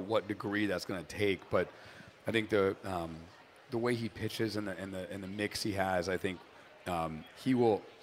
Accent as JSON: {"language": "English", "region": "New Hampshire", "country": "United States", "tie": "born or raised there", "also_born_or_lived": "Boston", "moved": "yes", "lives_now": "Chicago, United States", "said": "I grew up in New Hampshire"}